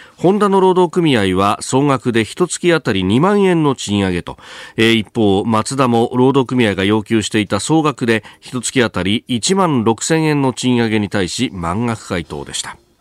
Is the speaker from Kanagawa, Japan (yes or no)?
yes; Yokosuka, Kanagawa, Japan; also born or lived in Yokohama; 須賀生まれ横須賀育ち、大学は横浜で育ちました私